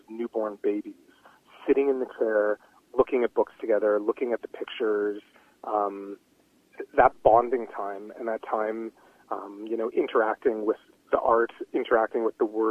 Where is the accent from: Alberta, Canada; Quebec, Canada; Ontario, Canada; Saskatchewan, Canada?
Ontario, Canada; Toronto; moved away; also born or lived in West Coast; I was born in Toronto in the big city